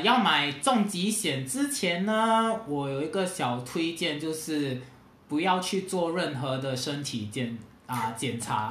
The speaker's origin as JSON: {"language": "Chinese", "country": "Singapore", "said": "我是来自新加坡的"}